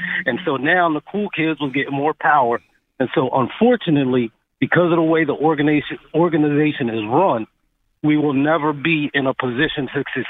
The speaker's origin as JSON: {"language": "English", "town": "Philadelphia", "region": "Pennsylvania", "country": "United States", "tie": "born or raised there", "said": "So just to let y'all know, I'm born and bred in Philly. That's home. I'll never forget it."}